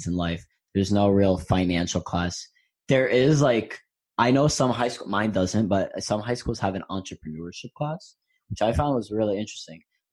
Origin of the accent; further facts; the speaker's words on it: New York City, New York, United States; I grew up in New York